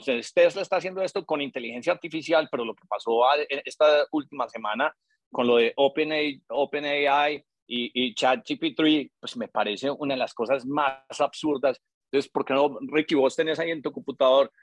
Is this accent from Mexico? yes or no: no; Colombia; nosotros como colombianos